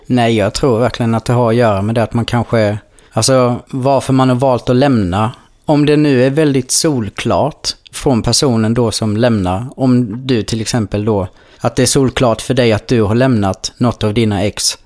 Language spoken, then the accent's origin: Swedish; Blekinge, Sweden; moved away as an adult; jag kommer från Blekinge